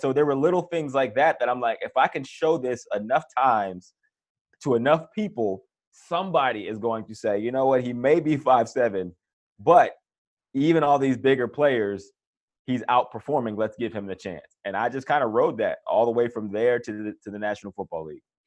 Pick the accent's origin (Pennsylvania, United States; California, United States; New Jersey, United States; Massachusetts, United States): Pennsylvania, United States; Johnstown; grew up in Pennsylvania, Johnstown, Pennsylvania, which is about sixty miles outside of Pittsburgh